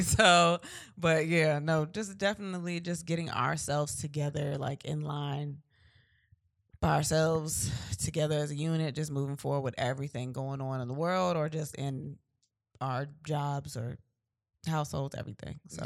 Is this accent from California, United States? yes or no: no; Virginia Beach, Virginia, United States; We're from Virginia. We're from V A, Virginia Beach